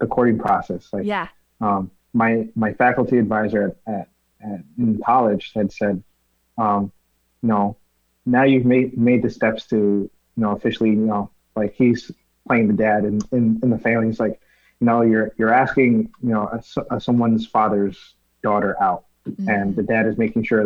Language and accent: English; Yonkers, New York, United States; moved away; I was born and raised in Yonkers, New York, just north of the Bronx